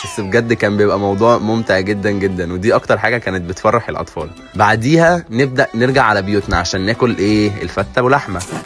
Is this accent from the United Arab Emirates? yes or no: no; Egypt; احنا كمصريين